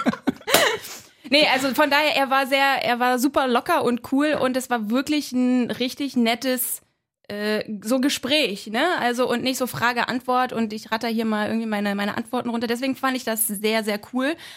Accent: Berlin, Germany; ich bin in Köpenick geboren

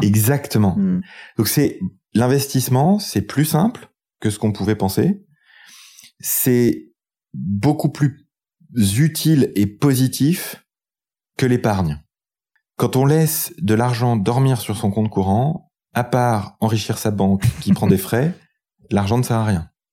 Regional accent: France; Quand on est français

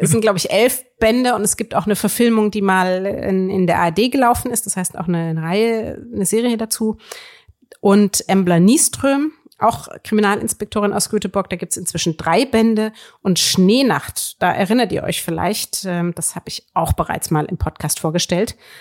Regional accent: Würzburg, Bavaria, Germany; ich komme ja nun aus, aus Würzburg, wo man sehr viel über die katholische Kirche lernt

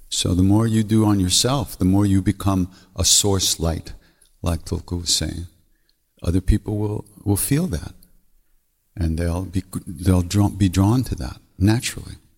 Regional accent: Montreal, Quebec, Canada; accent: Québécois; English is a second language; I'm from Montreal

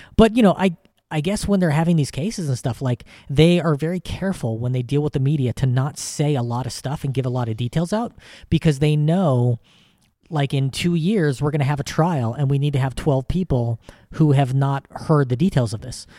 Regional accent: United States; as an American

